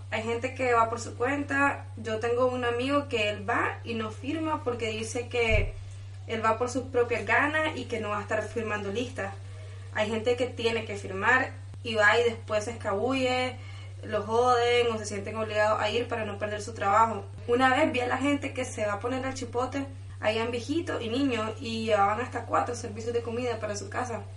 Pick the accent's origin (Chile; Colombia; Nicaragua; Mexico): Nicaragua; León; yo soy de León